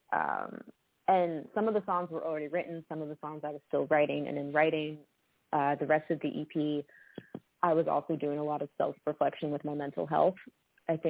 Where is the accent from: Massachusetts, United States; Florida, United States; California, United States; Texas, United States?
Massachusetts, United States; Boston; moved away as an adult; now in Nashville, United States; We grew up in Boston